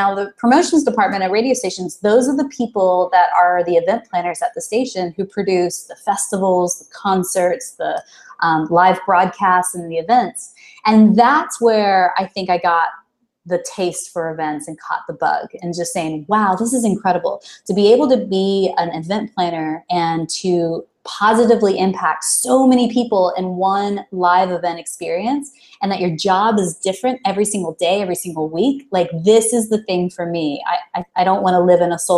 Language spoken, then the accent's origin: English; Dallas, Texas, United States; I am originally from Dallas, Texas. So, um, though I don't, I, people sometimes say that I don't actually have a Texas accent.